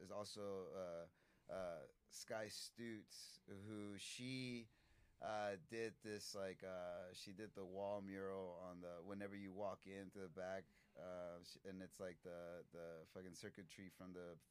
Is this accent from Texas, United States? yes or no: yes; Austin, Texas, United States; I'm from Austin